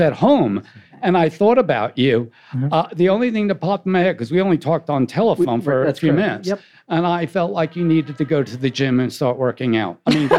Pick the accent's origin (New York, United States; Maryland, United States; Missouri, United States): New York, United States; New York City; moved away; also born or lived in New Jersey; I was raised near Shea Stadium.